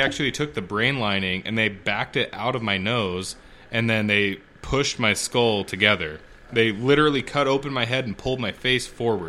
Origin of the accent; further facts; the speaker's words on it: Hong Kong; born there; I was born in Hong Kong, side note. My dad was a CPA. He worked for a company over there.